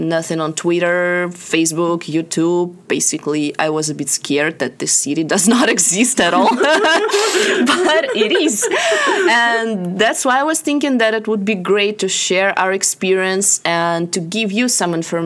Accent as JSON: {"language": "English", "country": "Russia", "moved": "yes", "lives_now": "United States", "said": "I came from Russia as Lisa did"}